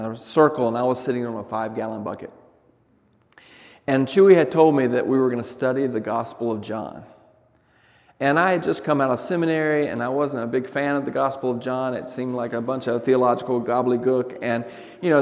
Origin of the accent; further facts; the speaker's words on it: the South, Southern United States, United States; moved away; also born or lived in Douglas, Arizona; as a Southerner